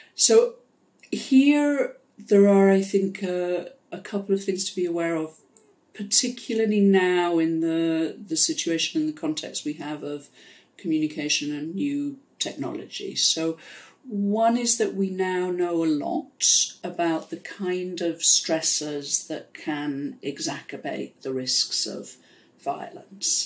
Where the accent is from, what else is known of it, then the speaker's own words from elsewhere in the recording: Pontypool, Wales, United Kingdom; moved away; So I grew up in South Wales in the UK in a coal mining area in a town called Pontypool